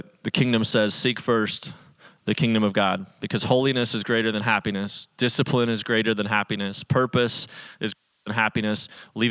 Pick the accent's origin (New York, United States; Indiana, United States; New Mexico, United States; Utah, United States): Utah, United States; Salt Lake City; I grew up in Salt Lake City, Utah, as one of very few Christians among a whole lot of people that were Mormon